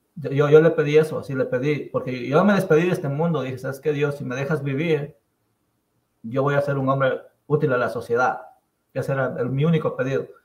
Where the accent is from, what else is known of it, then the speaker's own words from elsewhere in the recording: Pallatanga, Chimborazo, Ecuador; now in United States; yo nací en Payatanga, Chimborazo, en una comunidad que se llama San Vicente de Jipangoto.